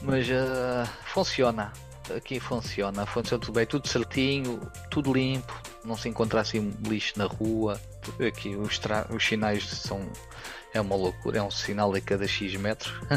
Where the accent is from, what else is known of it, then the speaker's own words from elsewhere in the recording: Portugal; moved away as an adult; now in Taiwan; Portugal é, pronto, é a minha terra natal